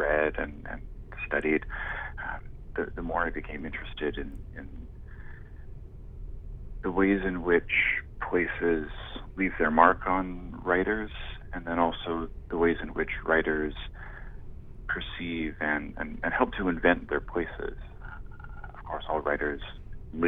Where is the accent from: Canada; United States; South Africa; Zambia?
Canada; Victoria, British Columbia; moved away as an adult; also born or lived in Vancouver / Toronto; I grew up in Victoria, and I went to university in Vancouver